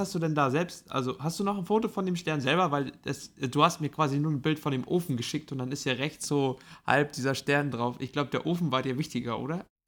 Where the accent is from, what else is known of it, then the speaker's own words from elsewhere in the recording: Mecklenburg-Vorpommern, Germany; now in South Africa; bei uns in MacPom